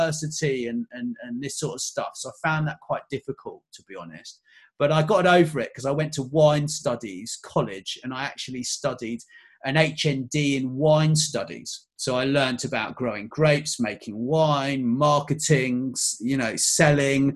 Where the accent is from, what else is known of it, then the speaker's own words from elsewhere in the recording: England, United Kingdom; I was born in England, but my dad, he's actually from Connecticut